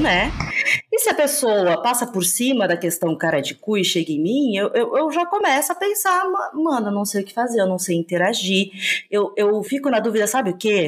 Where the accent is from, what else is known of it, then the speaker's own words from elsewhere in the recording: Santa Catarina, Brazil; eu sou de Santa Catarina